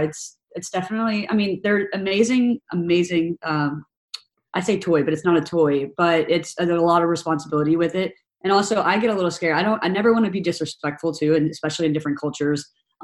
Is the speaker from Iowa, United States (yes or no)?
no; Tennessee, United States; also born or lived in San Francisco / Texas / Australia; now in New York, United States; Like I'm from Tennessee originally, but I moved to San Francisco. I've lived in Texas. I've lived in Australia for a year.